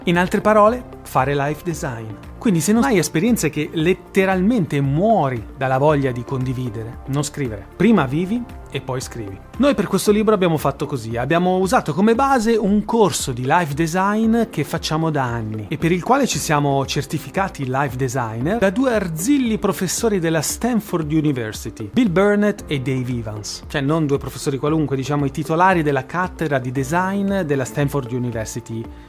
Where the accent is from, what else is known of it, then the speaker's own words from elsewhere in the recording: Milan, Lombardy, Italy; sono un milanese e noi milanesi doc siamo Bauscia